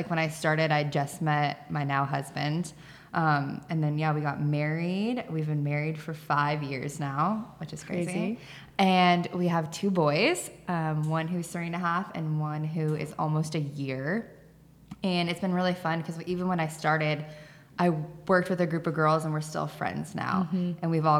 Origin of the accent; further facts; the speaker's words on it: Whatcom County, Washington, United States; I'm born and raised in Whatcom County. I grew up on 10 acres. We always kind of had like a funny farm with like goats and pigs and sheep and all of that stuff.